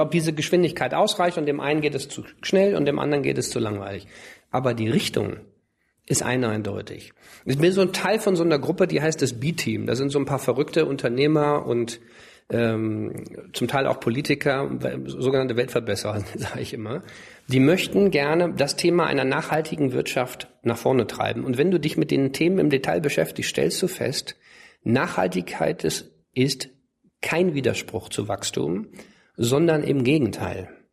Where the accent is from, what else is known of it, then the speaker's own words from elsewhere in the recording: Cologne, North Rhine-Westphalia, Germany; ich bin ja in Köln aufgewachsen